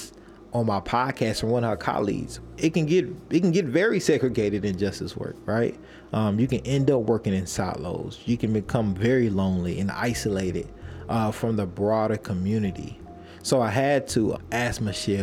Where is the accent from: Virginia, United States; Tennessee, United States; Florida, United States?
Tennessee, United States; Nashville; Growing up in Nashville, Tennessee, I honestly didn't think about diversity or segregation because I grew up in my own little black bubble.